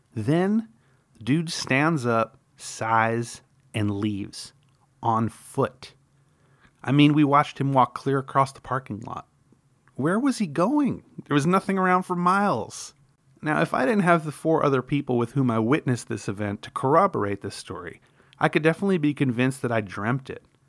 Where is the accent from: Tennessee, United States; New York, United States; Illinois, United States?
New York, United States; I grew up in New York